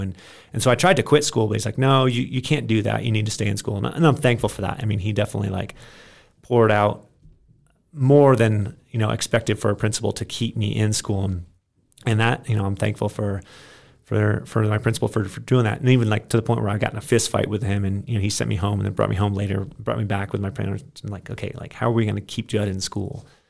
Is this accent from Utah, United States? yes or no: no; Maine, United States; I grew up in Maine on a farm.